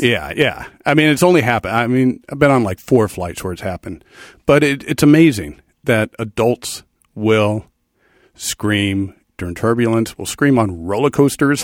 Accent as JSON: {"language": "English", "area": "the Valley", "region": "California", "country": "United States", "tie": "born or raised there", "also_born_or_lived": "Ohio / New York", "said": "ten years in Ohio, and then m, my family came out here when I was ten, and I've been in the Valley, uh, since"}